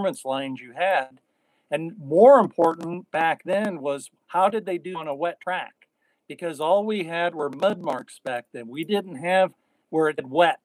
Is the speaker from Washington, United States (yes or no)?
yes; Spokane, Washington, United States; moved away; where I grew up at Playfair in Spokane, Washington